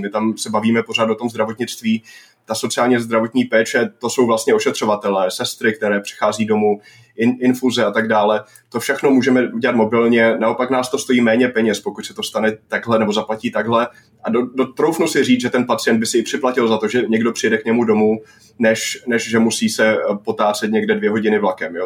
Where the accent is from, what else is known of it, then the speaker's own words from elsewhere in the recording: Northern Moravia, Czechia; já jsem ze Severní Moravy